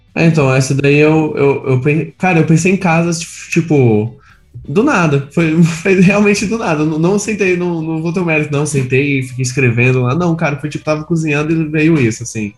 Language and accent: Portuguese; Goiânia, Goiás, Brazil; moved away as an adult; now in São Paulo, Brazil; eu sou de Goiânia